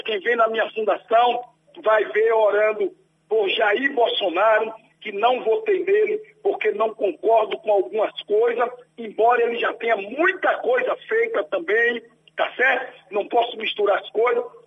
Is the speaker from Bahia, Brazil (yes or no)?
yes; Salvador, Bahia, Brazil; E eu nasci em Salvador, na Rua das Virgens, número 2, tá certo? No subúrbio ferroviário. Ali eu vendi água, vendi picolé